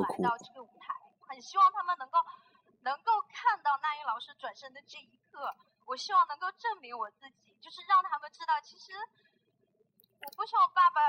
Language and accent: Chinese; Shenyang, Liaoning, China; 我们沈阳人都很年轻了。